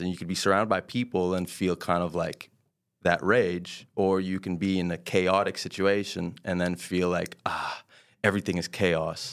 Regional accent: Quebec, Canada; born or raised there; first language French; English is a second language

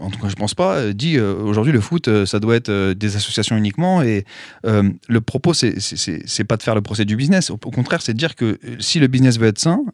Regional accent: Paris, Île-de-France, France; je suis de Paris.

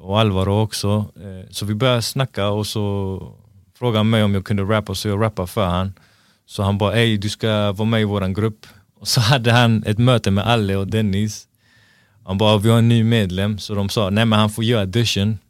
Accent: Gothenburg, Västra Götaland, Sweden; also born or lived in Angered, Gothenburg; alla vi var ju från Hammarkullen. Sen flyttade mina föräldrar från Hammarkullen till Angered

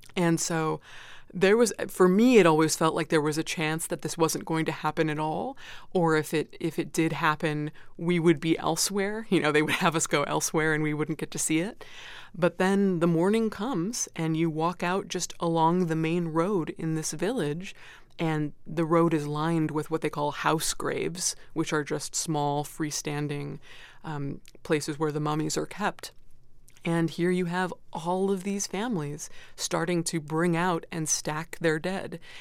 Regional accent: United States; as an American

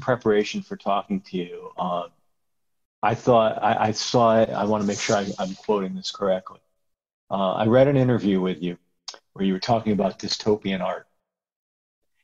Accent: United States; now in Seattle, United States; as an American

